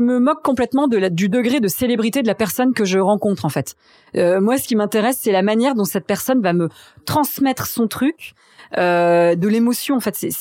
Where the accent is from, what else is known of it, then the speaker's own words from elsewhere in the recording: Reims, Grand Est, France; moved away as an adult; also born or lived in Strasbourg / Paris; donc j'ai grandi à Reims. Euh, on, habitait dans un petit village euh, dans la montagne de Reims qui s'appelait Chigny-les-Roses